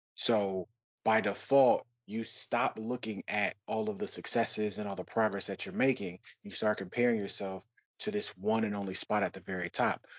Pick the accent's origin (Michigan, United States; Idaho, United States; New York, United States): Michigan, United States; Detroit; now in Philadelphia, United States; being from Detroit and living in Philadelphia, I'm not from Philly